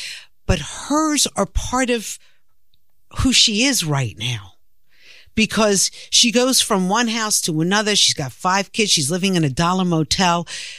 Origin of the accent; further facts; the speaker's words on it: New York City, New York, United States; accent: New York; I'm a New Yorker and I'm not going to take it. I live here. I was born here. I was raised here.